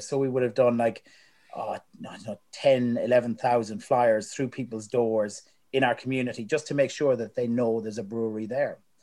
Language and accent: English; Ireland; moved away as an adult; also born or lived in United Kingdom; now in New Zealand; Growing up in Ireland